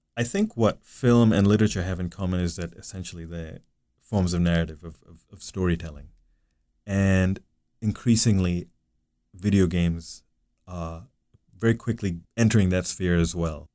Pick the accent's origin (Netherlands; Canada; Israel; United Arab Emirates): United Arab Emirates; Dubai; the Dubai gri-, that I grew up in really no longer exists